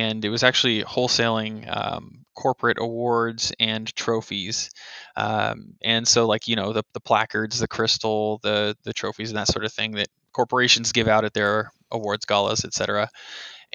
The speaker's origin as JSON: {"language": "English", "town": "San Bernardino", "region": "California", "country": "United States", "tie": "born or raised there", "also_born_or_lived": "San Dimas, California / Riverside, California", "said": "I grew up actually my whole life in San Bernardino"}